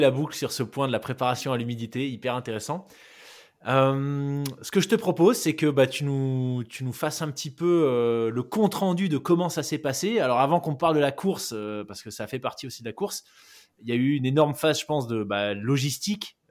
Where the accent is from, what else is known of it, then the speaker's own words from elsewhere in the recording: New Caledonia; j'ai grandi en Nouvelle-Calédonie